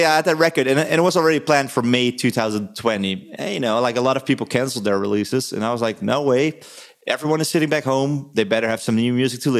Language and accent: English; Netherlands; now in Germany; I was born in Holland